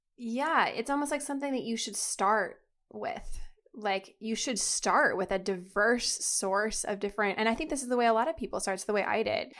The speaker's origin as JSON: {"language": "English", "region": "Florida", "country": "United States", "also_born_or_lived": "New York", "moved": "as an adult", "said": "when I was living in New York because I'm from Florida"}